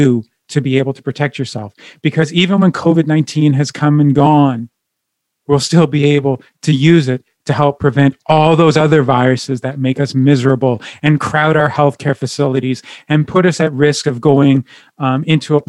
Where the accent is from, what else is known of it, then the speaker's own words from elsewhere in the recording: Ottawa, Ontario, Canada; now in Edmonton, Canada; My hometown is Ottawa